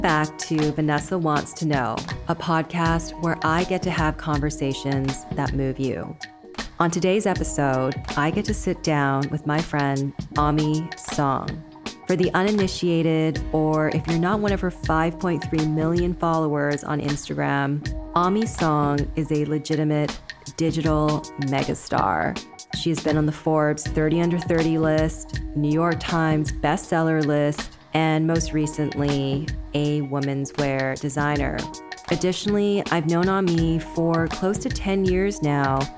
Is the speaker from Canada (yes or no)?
yes; Canada; I'm Canadian